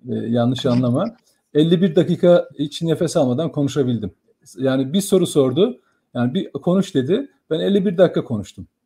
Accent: Germersheim, Rhineland-Palatinate, Germany; now in Turkey; 1966 Germe, Germe, Germesheim doğumluyum.

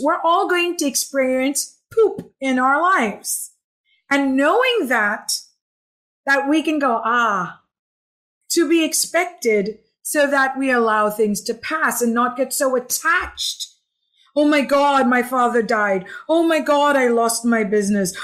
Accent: Hong Kong; also born or lived in Philippines / Los Angeles / New York / Santa Barbara; now in Edinburg, Texas, United States; originally, I was born in the Philippines, raised in Hong Kong, lived in LA, New York, uh, Santa Barbara, San Francisco, Dubai, and been in Texas for now six years.

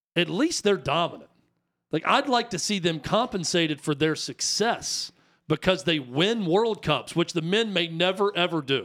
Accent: United States; I'm American

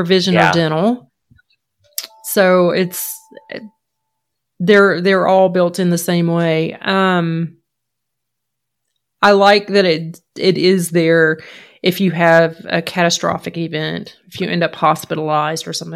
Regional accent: Georgia, United States; moved away as an adult; also born or lived in Maine; I was born and raised in Georgia

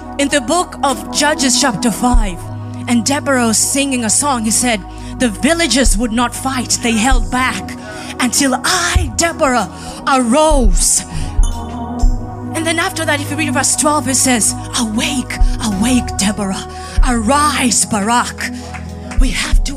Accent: Kenya; moved away; I say that as a Kenyan

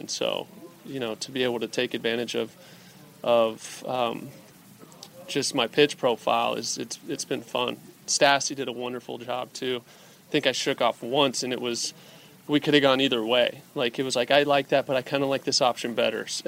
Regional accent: Anaheim, California, United States; my hometown team

